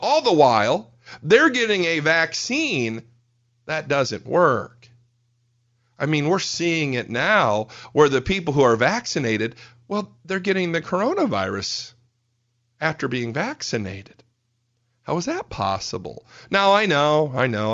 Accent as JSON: {"language": "English", "town": "Fort Wayne", "region": "Indiana", "country": "United States", "tie": "born or raised there", "moved": "as an adult", "lives_now": "Fort Worth, United States", "said": "born and raised in Fort Wayne, Indiana. So I'm a Hoosier by birth, moved down to Fort Worth, Texas three years ago"}